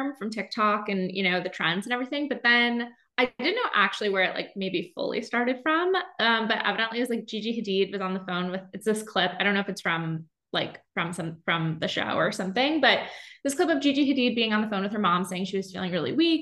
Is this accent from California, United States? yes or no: no; upstate New York, United States; moved away as an adult; also born or lived in Boston / Bermuda; now in San Francisco, United States; I am from the East Coast originally. So I grew up in upstate New York